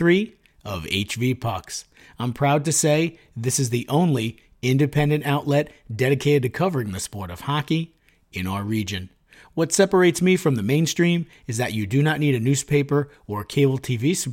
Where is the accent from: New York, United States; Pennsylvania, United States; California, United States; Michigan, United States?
New York, United States; Suffern; I grew up in Suffern